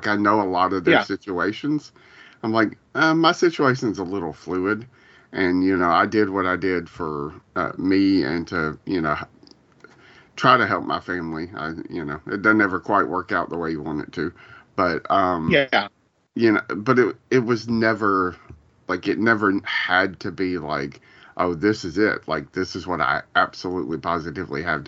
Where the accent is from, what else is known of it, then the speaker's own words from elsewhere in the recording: Columbus, Ohio, United States; when I moved from there back to Columbus, my hometown